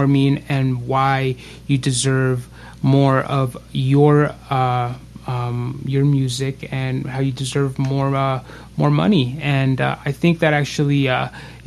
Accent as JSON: {"language": "English", "town": "Las Vegas", "region": "Nevada", "country": "United States", "said": "we're actually from Las Vegas. This is where we're recording out"}